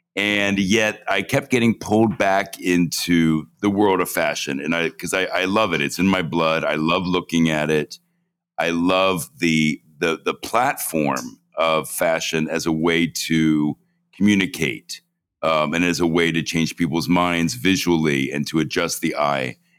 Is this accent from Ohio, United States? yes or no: yes; Cincinnati, Ohio, United States; moved away as an adult; also born or lived in New York; growing up in Cincinnati